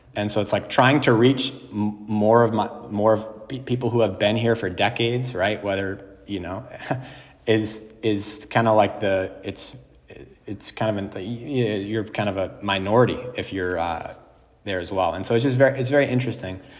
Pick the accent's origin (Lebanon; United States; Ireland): United States; New Jersey; also born or lived in New England; now in Worcester, United States; growing in New Jersey, I come from the Northeast as well